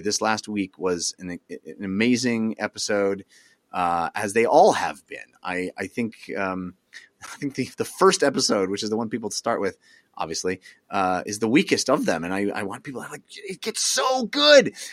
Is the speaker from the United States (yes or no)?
yes; East Bay, California, United States; I grew up in the East Bay area in the eighties, in the late eighties, early nineties